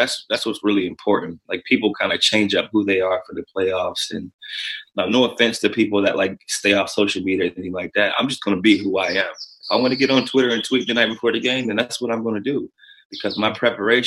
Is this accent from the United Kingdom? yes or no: no; Canton, Ohio, United States; I'm from Canton, Ohio